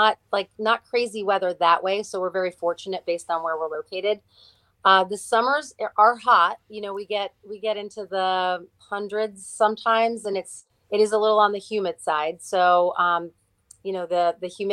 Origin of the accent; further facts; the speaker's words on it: New Jersey, United States; now in Stafford County, Virginia, United States; I am from New Jersey